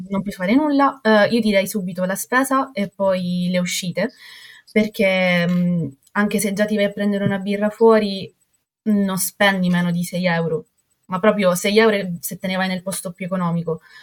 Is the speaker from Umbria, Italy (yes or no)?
no; Catania, Sicily, Italy; moved away as an adult; now in Stockholm, Sweden; Io vengo da Catania, quindi dalla Sicilia mi sono trasferita al profondo nord dell'Europa